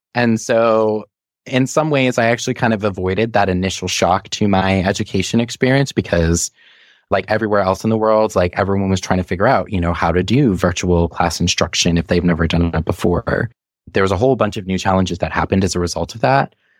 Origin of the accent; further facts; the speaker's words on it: Saugus, Massachusetts, United States; also born or lived in Malden, Massachusetts / Revere, Massachusetts; I grew up mostly in towns called Saugus and Malden and a little bit in Revere